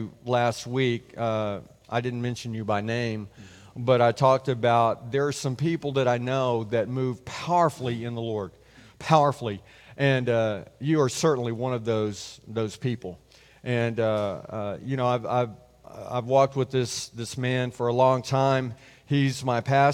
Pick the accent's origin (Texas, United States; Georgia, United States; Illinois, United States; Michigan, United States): Texas, United States; Calallen; I grew up in Cal Allen